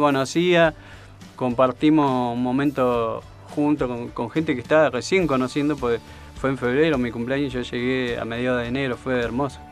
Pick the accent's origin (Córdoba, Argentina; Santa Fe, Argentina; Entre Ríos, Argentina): Entre Ríos, Argentina; Colón; moved away; De Entre Río, Colón.